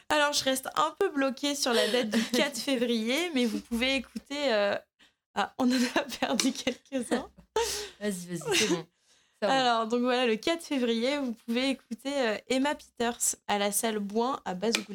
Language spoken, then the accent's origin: French; France; moi je suis de Loire et j'arrive et je balance.